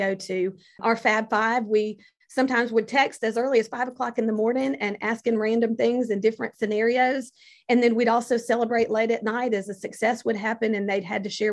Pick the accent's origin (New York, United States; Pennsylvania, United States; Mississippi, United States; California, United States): Mississippi, United States; Rankin County; my hometown in Rankin County